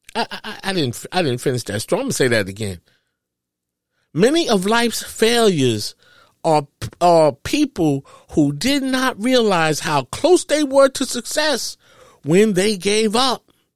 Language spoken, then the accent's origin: English; New York, United States; I grew up in New York